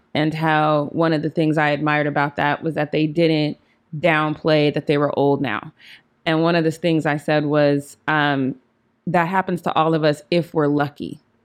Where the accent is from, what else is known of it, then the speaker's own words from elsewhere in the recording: Denver, Colorado, United States; I'm from Denver.